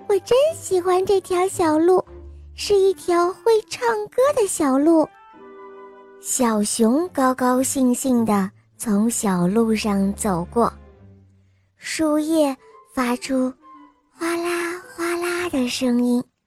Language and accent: Chinese; Shanxi, China; 我今年五岁了。嗯，我来自山西宇阳